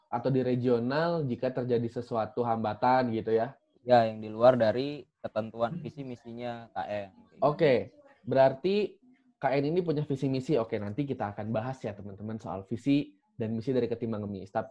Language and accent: Indonesian; Bekasi, West Java, Indonesia; Saya aslinya Bekasi.